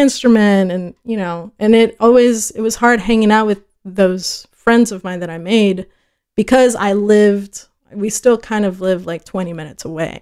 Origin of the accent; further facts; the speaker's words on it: Fort Worth, Texas, United States; first language Spanish; English is a second language; also born or lived in El Paso / Ciudad Juarez; I was born in El Paso, uh, at about four, which is probably the earliest I can remember or have memories from, we moved to Fort Worth.